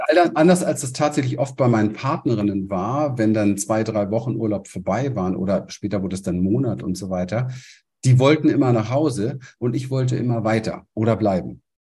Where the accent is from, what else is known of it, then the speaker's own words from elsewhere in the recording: Berlin, Germany; moved away as an adult; now in Panama; ich komme aus der Gosse von Berlin, aus dem Hinterhof